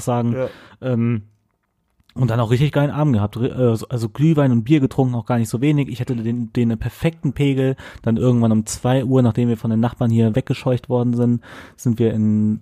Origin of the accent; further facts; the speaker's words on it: Bonn, North Rhine-Westphalia, Germany; moved away as an adult; now in Cologne, Germany; ich komme auch aus Bonn